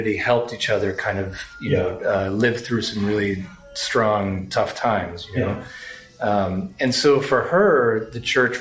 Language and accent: English; Lawrence, Massachusetts, United States; I grew up in Lawrence, Mass